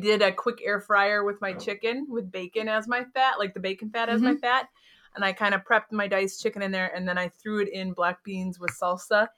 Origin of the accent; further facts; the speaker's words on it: Minnesota, United States; I'm a Minnesotan